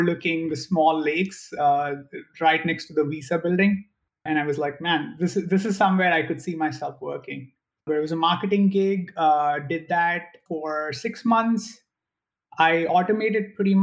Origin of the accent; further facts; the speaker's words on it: India; moved away as an adult; now in United States; I'm originally from India